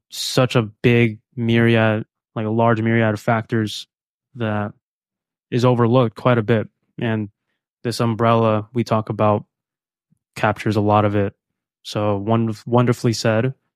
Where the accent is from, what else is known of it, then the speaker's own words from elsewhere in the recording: Philippines; moved away; I am from the Philippines, so I thrive in sun, tropical environments